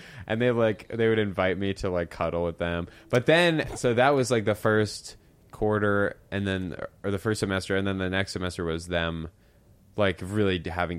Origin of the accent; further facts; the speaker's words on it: Philadelphia, Pennsylvania, United States; moved away as an adult; also born or lived in Santa Barbara, California; I was from Philly.